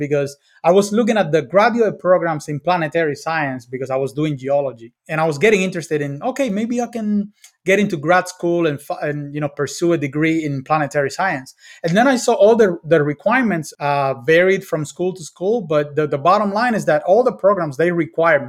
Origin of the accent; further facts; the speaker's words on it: Cuba; I grew up in Cuba